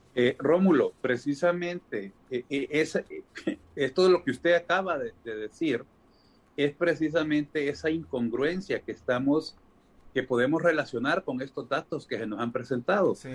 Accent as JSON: {"language": "Spanish", "country": "Honduras", "said": "de los 9.900.000 personas que somos, según el INE, como hondureños"}